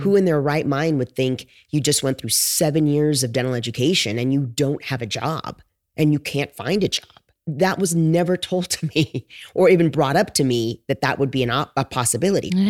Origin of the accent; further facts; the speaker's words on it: Los Angeles, California, United States; moved away as an adult; also born or lived in Connecticut; now in Glendale, United States; I'm originally from Los Angeles, originally from Southern California.